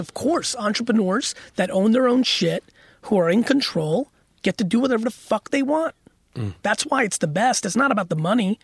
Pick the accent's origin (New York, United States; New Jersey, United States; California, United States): New Jersey, United States; Edison; also born or lived in Russia / Queens; I lived in Edison, New Jersey when the huge Indian immigration came